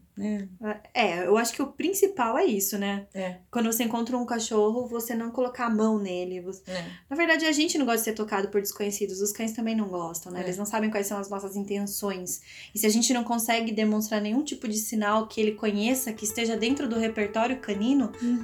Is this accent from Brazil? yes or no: yes; Piracicaba, São Paulo, Brazil; born or raised there; accent: R's puxados